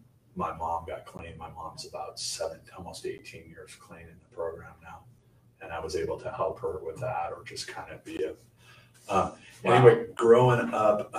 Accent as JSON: {"language": "English", "town": "Santa Monica", "region": "California", "country": "United States", "tie": "born or raised there", "said": "I was born in Santa Monica, California in 1965"}